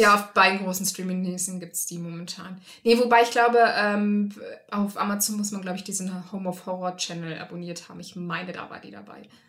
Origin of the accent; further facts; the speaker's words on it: Rhineland, Germany; ich komm aus dem Rheinland und da ist Karneval halt total groß